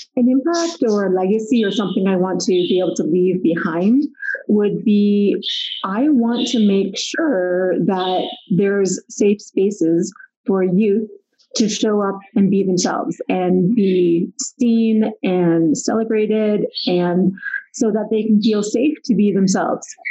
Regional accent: Pickering, Ontario, Canada; moved away as an adult; also born or lived in Ottawa, Ontario; now in Calgary, Canada; grew up near Toronto in Pickering

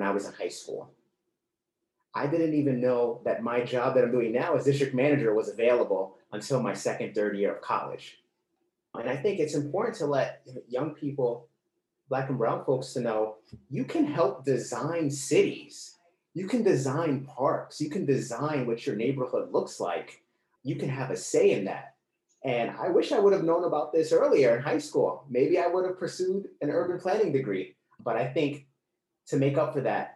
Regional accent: New York City, New York, United States; I grew up in the Bronx in a poor area

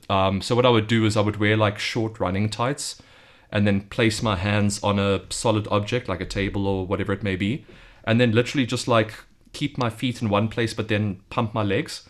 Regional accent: South Africa; moved away as an adult; now in Beijing, China; I'm from South Africa. I've just moved to Beijing just over a month ago

